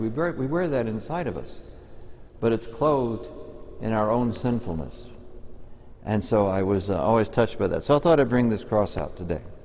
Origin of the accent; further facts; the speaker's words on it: Texas, United States; I come from Texas